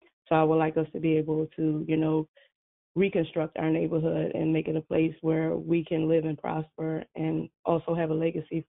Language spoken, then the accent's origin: English; Philadelphia, Pennsylvania, United States; being African-American, born and raised in Philadelphia